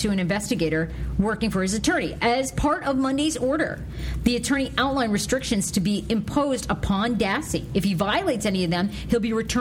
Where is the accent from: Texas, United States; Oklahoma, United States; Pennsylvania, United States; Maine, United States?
Maine, United States; I'm from Maine